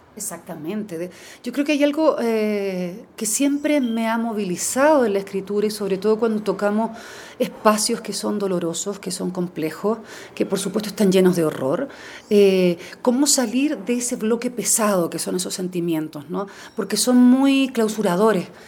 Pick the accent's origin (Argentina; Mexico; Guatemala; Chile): Chile; como chilena